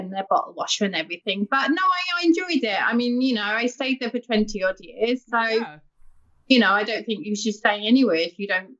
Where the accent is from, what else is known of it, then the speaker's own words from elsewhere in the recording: London, United Kingdom; moved away as an adult; now in Wales, United Kingdom; I'm originally from London. I was born and bred in London, and then moved to sunny Wales about 30 years ago.